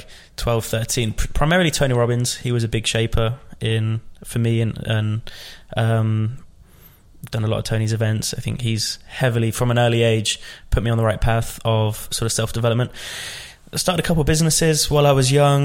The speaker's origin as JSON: {"language": "English", "town": "Rugby", "region": "West Midlands", "country": "United Kingdom", "tie": "born or raised there", "said": "I grew up in the Midlands, a place called Rugby"}